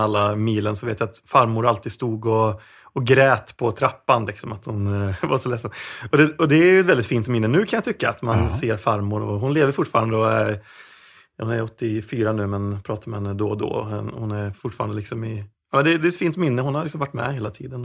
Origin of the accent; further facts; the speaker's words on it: Vårgårda, Västra Götaland, Sweden; also born or lived in Sundsvall; jag är egentligen född i Sundsvall men vi flyttade ner till eh, Vårgårda när jag var runt sex ah. Vårgårda som är alltså grannorten med Allingsås här.